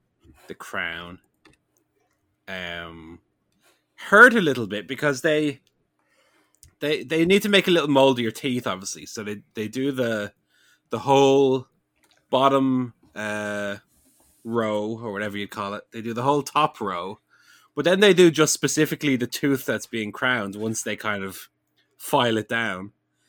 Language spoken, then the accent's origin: English; New Jersey, United States; Hey, I'm from New Jersey over here.